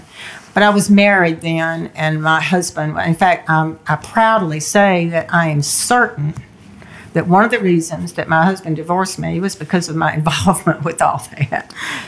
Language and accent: English; the South, United States; When I was growing up in the South, I remember and I wasn't even close to any African Americans, but I could sense impending violence, anything could erupt at any minute.